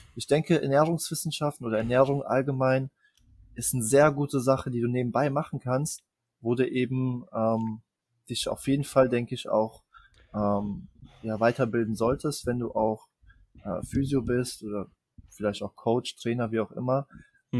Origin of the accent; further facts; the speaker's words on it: Germany; bei uns in Deutschland